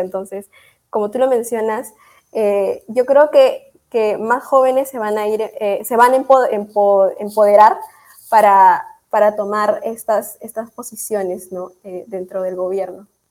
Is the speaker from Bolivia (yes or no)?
no; Peru; Aquí en el Perú